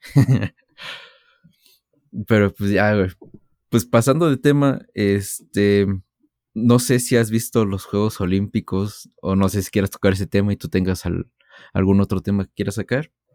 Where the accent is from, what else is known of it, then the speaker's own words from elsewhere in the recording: Mexico; todos como mexicanos sabemos